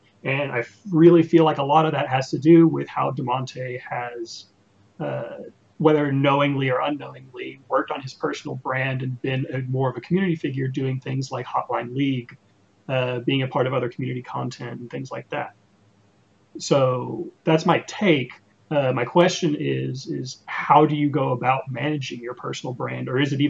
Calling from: Dallas, Texas, United States; I'm calling from Dallas, Texas.

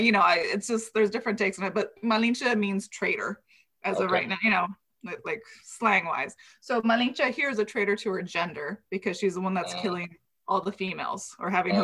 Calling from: Los Angeles, California, United States; Oh, I'm coming in from Los Angeles, from East LA.

